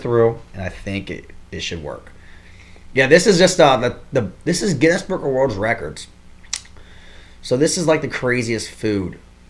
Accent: Ohio, United States; born or raised there; moved away

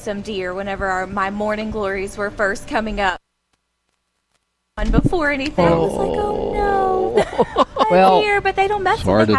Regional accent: right outside of Atlanta, Georgia, United States; moved away as an adult; also born or lived in Tennessee; now in Archer's Lodge, United States; So we're originally from Georgia, right outside of Atlanta. But then we also lived in Tennessee for a year.

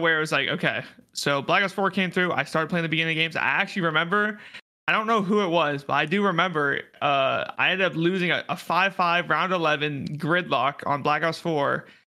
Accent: Fairbanks, Alaska, United States; Fairbanks, Alaska

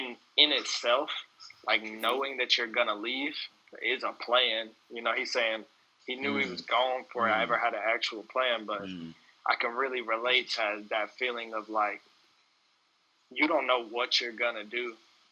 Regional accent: Mississippi, United States; now in Ithaca, United States

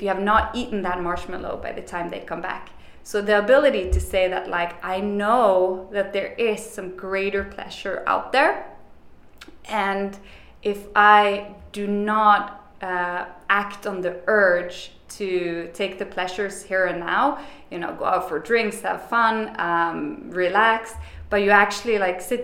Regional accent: Bergen, Vestland, Norway; moved away as an adult; now in New York, United States; I am from Bergen, the rainiest city in Europe

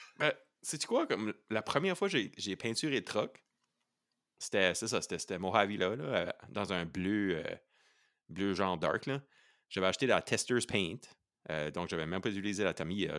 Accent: Canada; On est des Acadiens

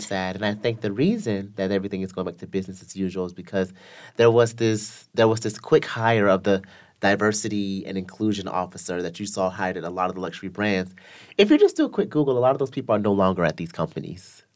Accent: the South, United States; I'm from the South in America

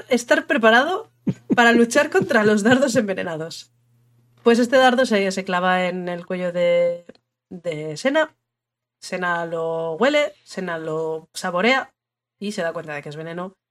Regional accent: northern Spain, Spain; de toda la vida en el norte lo hemos llamado Irrinchi

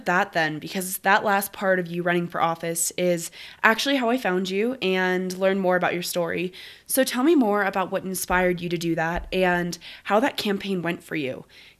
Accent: Colorado, United States; Being from Colorado, it was such a pleasure to talk with Jeeva about her organizing work and activism in my home state.

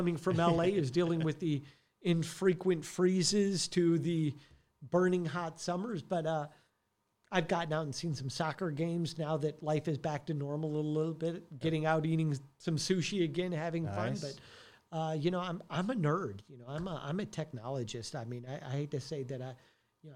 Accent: Detroit, Michigan, United States; also born or lived in Santa Monica / Los Angeles; now in Frisco, United States; I came from Detroit originally

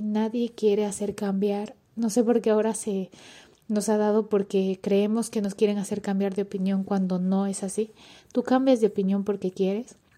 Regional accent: Ecuador; moved away as an adult; now in Barcelona, Spain; soy ecuatoriana

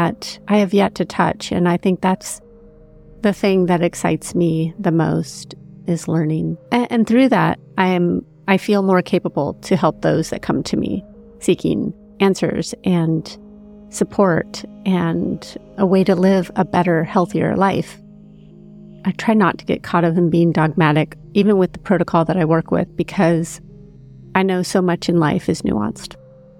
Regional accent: Big Sur, California, United States; growing up in Big

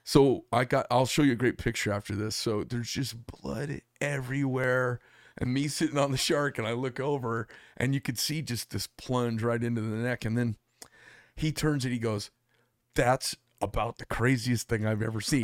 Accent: Arizona, United States; I'm from Arizona

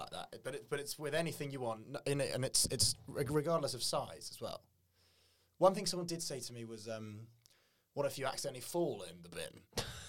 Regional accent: England, United Kingdom; we're English

